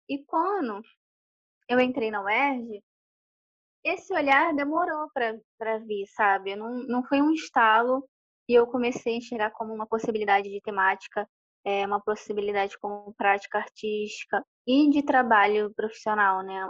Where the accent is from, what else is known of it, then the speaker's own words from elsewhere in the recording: Duque de Caxias, Rio de Janeiro, Brazil; moved away as an adult; also born or lived in São Gonçalo; now in Rio de Janeiro, Brazil; da minha casa onde eu cresci para o centro de Caxias eram uns 40, 50 minutos de ônibus